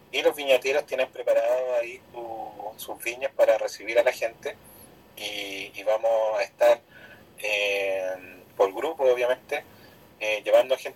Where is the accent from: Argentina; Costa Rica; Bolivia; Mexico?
Argentina; lo que más nos orgullosos como argentinos.